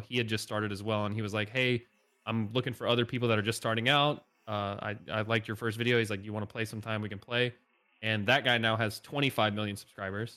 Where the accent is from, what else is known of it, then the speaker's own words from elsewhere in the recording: Northeast Indiana, United States; moved away as an adult; now in Nashville, United States; I grew up in Northeast Indiana, pretty much the middle of nowhere, small town.